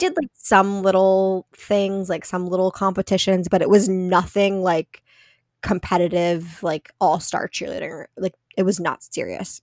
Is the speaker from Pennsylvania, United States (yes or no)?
yes; central Pennsylvania, United States; now in Massachusetts, United States; I grew up in a really small town in central Pennsylvania.